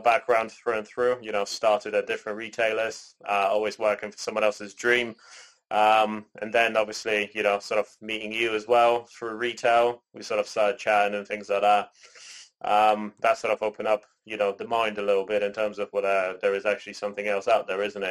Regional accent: Canada; moved away; also born or lived in Poland; I was born in Poland, raised in Canada, and now I'm here with both of my parents.

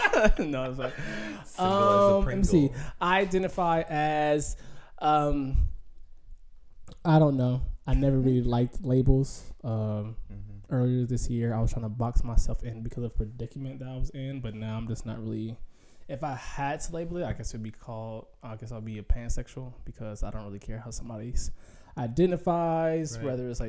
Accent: Atlanta, Georgia, United States; moved away; also born or lived in Valdosta, Georgia; I'm originally from Valdosta, Georgia, which is a little small city down south in Georgia. I want to say it's like one of the most southern most cities in Georgia, but I grew up in Atlanta since I was like one.

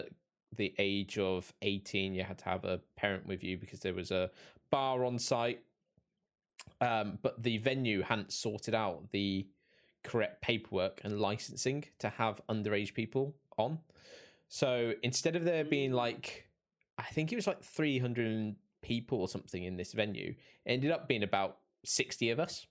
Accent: Reading, South East England, United Kingdom; moved away; I'm from Reading originally in the UK

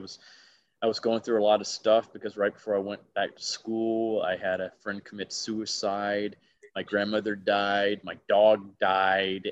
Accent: Alabama, United States; I was a very easy target growing up in Alabama

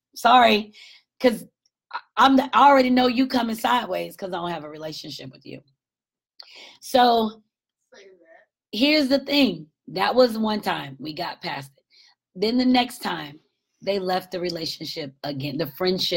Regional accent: Marietta, Georgia, United States; moved away; my home is in Marietta, Georgia, north of 27 miles north of Atlanta

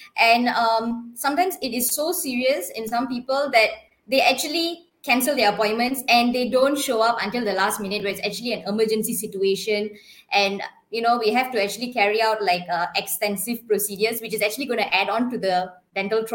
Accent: Ipoh, Perak, Malaysia; moved away as an adult; also born or lived in Sarawak; Ipoh, my hometown

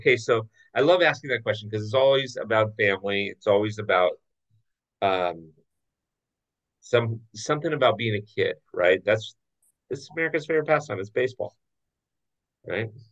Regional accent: Orange County, California, United States; I grew up in Orange County, so though I grew up a Dodger fan, I grew up in Orange County

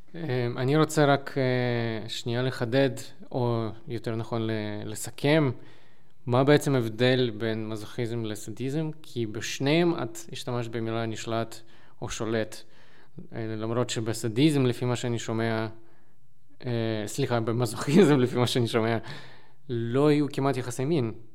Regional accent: Lviv, Lviv Oblast, Ukraine; אני מלבוב

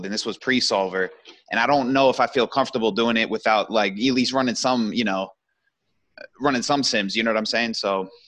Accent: United States; being American

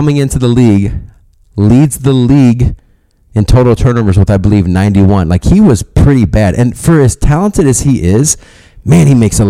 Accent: Kansas, United States; now in Minnesota, United States; I'm originally from Kansas, currently living in Minnesota, and I'm a diehard Chiefs fan

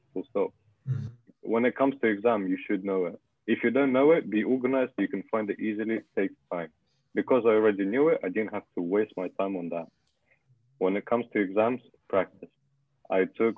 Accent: Russia; English is a second language; now in United Kingdom; I'm from Russia, if anyone is curious, and... Yeah. English is not my first language.

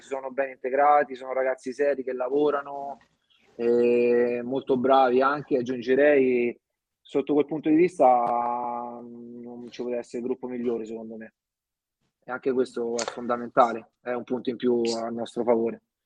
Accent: Montefiascone, Lazio, Italy; sono di Montiascone, ho iniziato i primi calci nel mio paese

